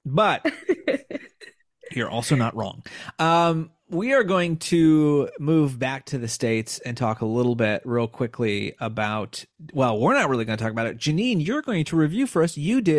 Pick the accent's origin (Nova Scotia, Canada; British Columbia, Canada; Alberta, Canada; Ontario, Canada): Ontario, Canada; Like I'm from Ontario. Like, please, I'm quiet.